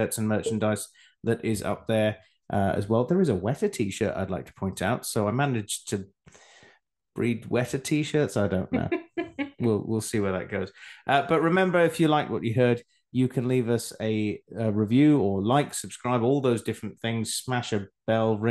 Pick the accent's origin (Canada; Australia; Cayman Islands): Australia; also born or lived in Scotland; now in England, United Kingdom; I then moved to Australia, where I spent a good part of my life growing up